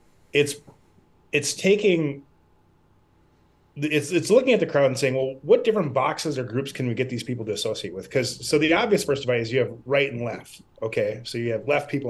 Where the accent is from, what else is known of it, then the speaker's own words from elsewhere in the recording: Midwest, United States; I grew up in the Midwest around a lot of dairy farms